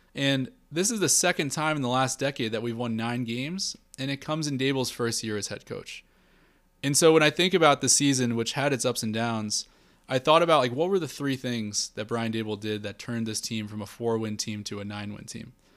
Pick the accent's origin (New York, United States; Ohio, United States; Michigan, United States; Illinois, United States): New York, United States; New York City; I'm a New Yorker. Um, I live in the Upper West Side.